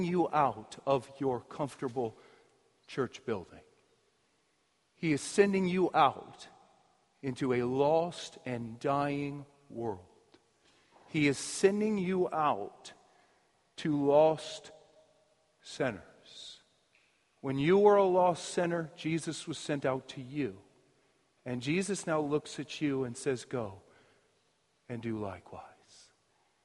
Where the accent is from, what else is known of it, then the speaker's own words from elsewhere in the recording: United States; we're American.